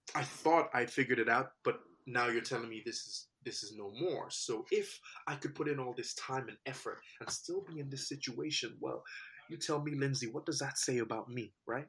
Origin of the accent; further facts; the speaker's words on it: Nigeria; I was born in Nigeria